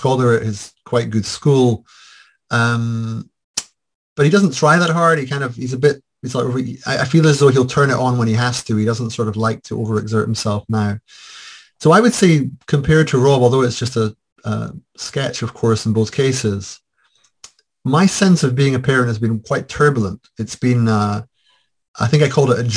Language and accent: English; Scotland, United Kingdom; I am Scottish, white